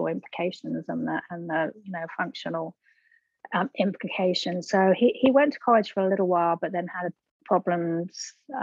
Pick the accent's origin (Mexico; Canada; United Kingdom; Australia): United Kingdom; England; now in Birmingham, Alabama, United States; I'm originally from England, and I've lived here